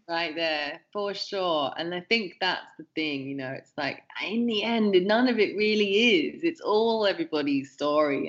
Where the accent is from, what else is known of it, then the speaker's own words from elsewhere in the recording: England, United Kingdom; growing up in England